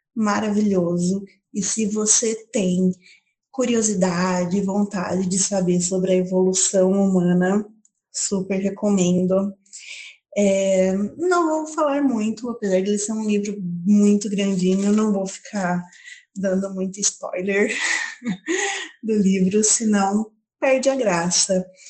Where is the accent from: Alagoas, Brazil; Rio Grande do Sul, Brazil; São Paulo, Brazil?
São Paulo, Brazil; Paulínia; tenho 29 anos, sou de Paulínia